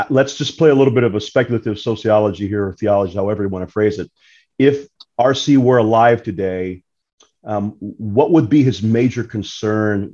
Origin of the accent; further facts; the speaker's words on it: Brazil; moved away; I am from Brazil